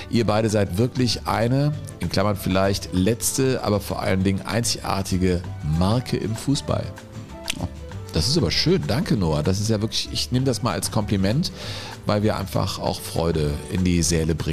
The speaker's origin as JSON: {"language": "German", "town": "Menden", "region": "North Rhine-Westphalia", "country": "Germany", "tie": "born or raised there", "said": "Eine Kostprobe bietet dabei meine Heimatstadt Menden"}